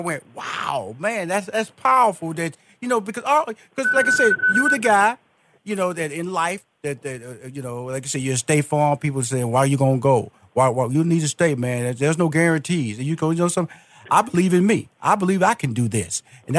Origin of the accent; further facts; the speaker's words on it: Houston, Texas, United States; It was so funny, because I'm from Houston, Texas. I'm from Fifth Ward. Fifth Ward is a black community.